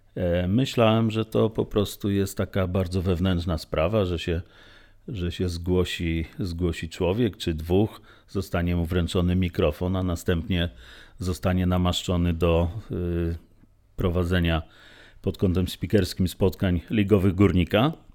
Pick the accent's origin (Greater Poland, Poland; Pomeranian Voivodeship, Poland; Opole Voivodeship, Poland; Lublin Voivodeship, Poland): Lublin Voivodeship, Poland; Lublin; Czyli jestem chłopakiem z Kaliny, rdzennym lublinianinem